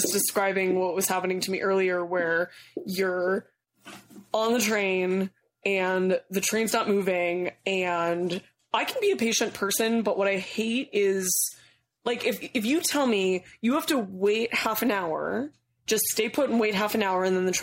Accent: California, United States; now in New York, United States; I'm actually from California, so like, you know, the land where marijuana is like milk.

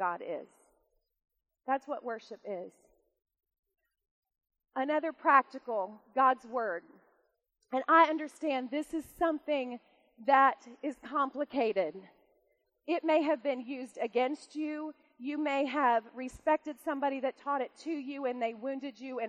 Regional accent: United States; I'm an American

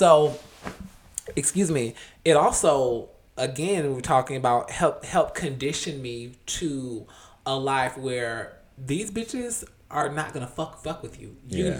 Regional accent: Decatur, Georgia, United States; I was a culture girl. I was from Decatur.

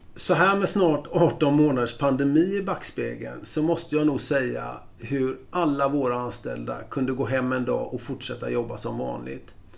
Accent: Gothenburg, Västra Götaland, Sweden; born or raised there; moved away as an adult; now in Stockholm, Sweden

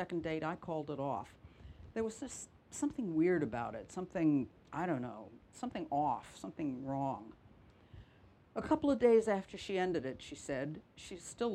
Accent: New York City, New York, United States; also born or lived in Minnesota; now in Cornwall, United Kingdom; I'm originally from New York City.

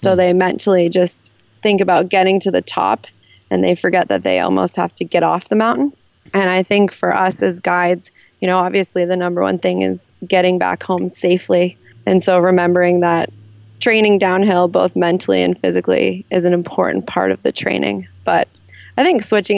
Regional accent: New England, United States; I'm from New England

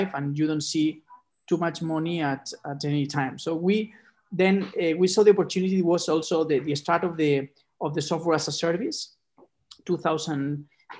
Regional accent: Barcelona, Catalonia, Spain; also born or lived in Chicago; I was born in Barcelona

